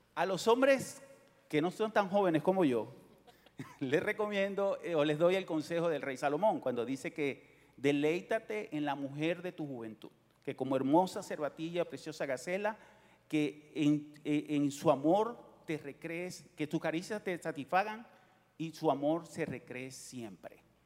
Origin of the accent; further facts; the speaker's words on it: Venezuela; moved away as an adult; also born or lived in Miami, United States; now in Houston, United States; venimos de Venezuela, nacimos en Venezuela y llegamos a este país hace 18 años